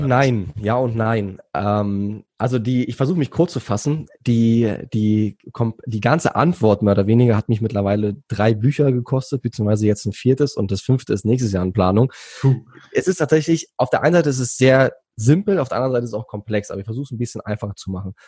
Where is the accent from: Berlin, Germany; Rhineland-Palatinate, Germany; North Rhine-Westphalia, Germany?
Berlin, Germany; moved away as an adult; also born or lived in Thailand; Ich bin gebürtiger Berliner